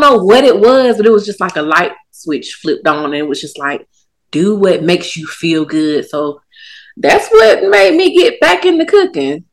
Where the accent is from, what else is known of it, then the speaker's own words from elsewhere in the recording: Durham, North Carolina, United States; also born or lived in Savannah, Georgia / Atlanta, Georgia; now in Charlotte, United States; I'm born and raised Durham, North Carolina, but since then I've moved around